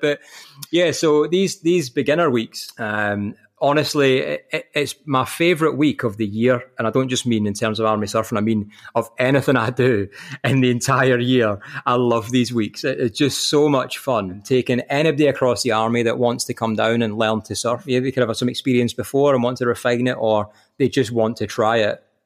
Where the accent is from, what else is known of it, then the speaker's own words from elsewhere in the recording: Kilmarnock, Scotland, United Kingdom; moved away as an adult; now in Kirkcaldy, United Kingdom; I'm from Kilmarnock, like the, the choices are knife crime and Buckfast